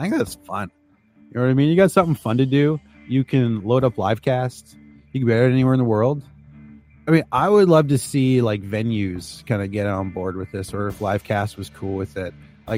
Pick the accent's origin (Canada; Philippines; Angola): Canada; I'm a Canadian.